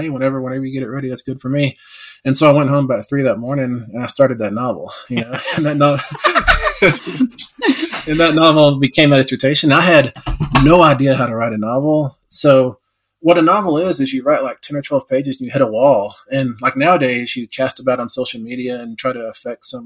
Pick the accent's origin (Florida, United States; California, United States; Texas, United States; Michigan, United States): Texas, United States; West; growing up in West Texas, I was the only Indian for miles and miles around